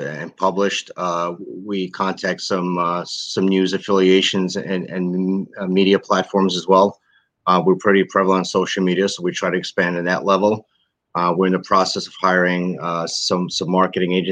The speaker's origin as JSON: {"language": "English", "town": "New York City", "region": "New York", "country": "United States", "tie": "born or raised there", "said": "We were raised in Brooklyn, New York."}